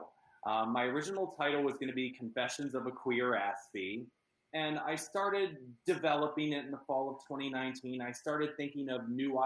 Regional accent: Fort Washington, Pennsylvania, United States; moved away as an adult; now in Southern California, United States; I grew up in Pennsylvania, right outside of Philadelphia in a suburb called Fort Washington.

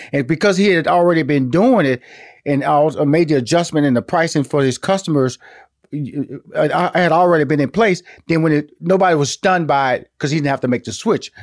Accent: Houston, Texas, United States; now in Atlanta, United States; I'm from Houston, Texas. I'm living in Atlanta

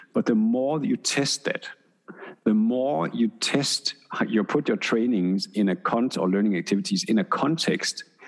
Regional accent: Denmark; I'm from Denmark

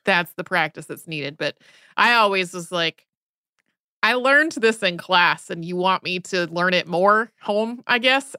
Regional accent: United States; accent: American English; I grew up in the United States, I speak American English

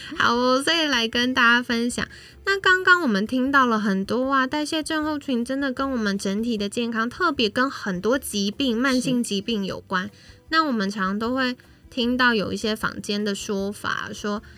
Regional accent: Taiwan; 我们台湾人

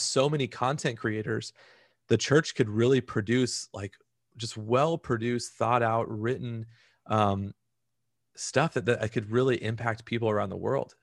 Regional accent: Orange County, California, United States; also born or lived in Central Valley, California; I grew up in Orange County.

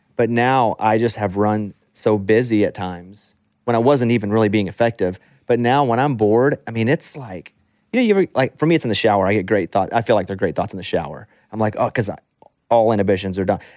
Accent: the South, United States; growing up in the South

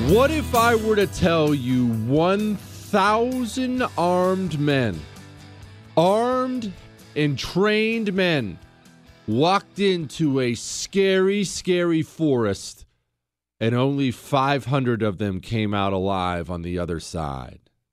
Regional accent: United States; I'm an American

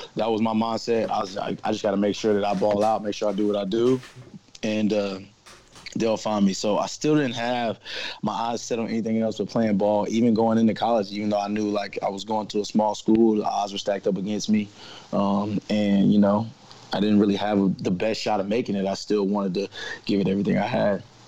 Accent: Nashville, Tennessee, United States; Tennessee, uh, born and raised. So I'm one of the last of a dying breed here

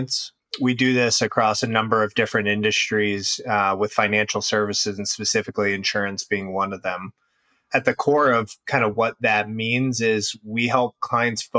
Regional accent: Cincinnati, Ohio, United States; moved away as an adult; also born or lived in Indiana / Chicago, Illinois; now in Deerfield, United States; Originally raised in the Midwest and Cincinnati area, and then have been in Chicago for quite some time now

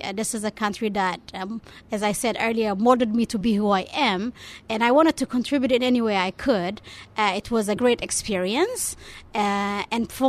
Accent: Israel; moved away as an adult; growing up in Israel

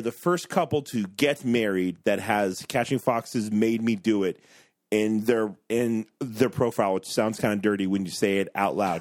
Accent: Ohio, United States; I'm from Ohio

